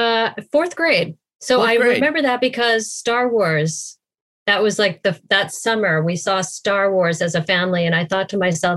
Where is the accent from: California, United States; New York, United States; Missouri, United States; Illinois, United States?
Illinois, United States; Winnetka; moved away; also born or lived in Connecticut / Cincinnati, Ohio / England / Oberlin, Ohio; I grew up on the North Shore in a suburb called Winnetka, which is a village, Andy. I come from a village.